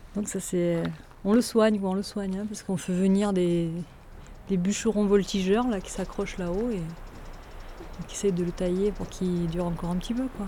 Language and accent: French; Saint-Léger-du-Ventoux, Provence-Alpes-Côte d'Azur, France; also born or lived in Brantes; j'ai grandi à Saint-Léger, qui est le petit village à côté.